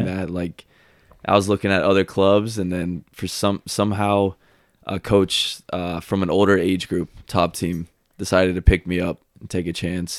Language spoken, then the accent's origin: English; Marietta, Georgia, United States; moved away as an adult; now in Chattanooga, United States; I am from Marietta, Georgia. It's about, I would say fifteen minutes outside city of Atlanta. Been there pretty much my whole life. Went to high school there